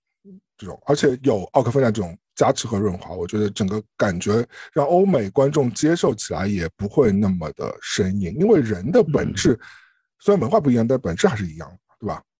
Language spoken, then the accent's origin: Chinese; China; 特别是作为一个我们中国人的这样一个身份在这里啊